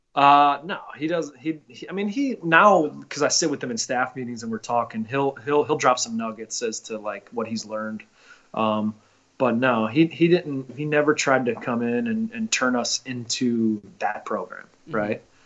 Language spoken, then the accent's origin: English; Northfield, Ohio, United States; I'm from Northfield, which is Nordonia Hills uh, school